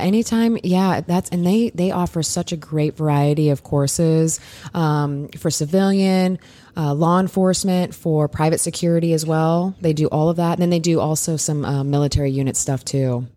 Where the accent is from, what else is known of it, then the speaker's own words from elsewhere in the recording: Iowa, United States; I'm a Midwest girl. I grew up in Iowa, so I grew, and I grew up in a really small town